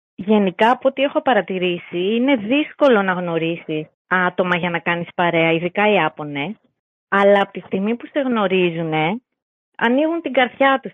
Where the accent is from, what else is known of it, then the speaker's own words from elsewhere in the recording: Greece; εμείς σαν Έλληνες